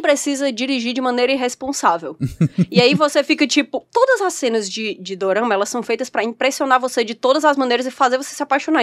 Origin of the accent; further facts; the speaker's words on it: Brazil; a gente é brasileiro